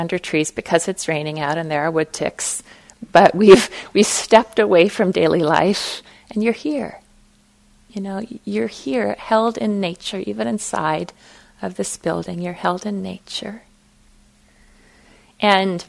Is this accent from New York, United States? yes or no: no; Fargo, North Dakota, United States; I was raised in Fargo, North Dakota